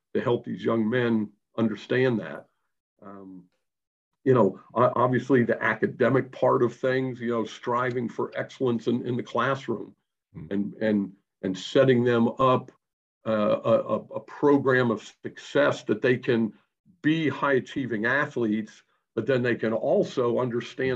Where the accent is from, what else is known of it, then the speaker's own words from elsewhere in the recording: Pittsburgh, Pennsylvania, United States; moved away; I'm originally from Pittsburgh, Pennsylvania.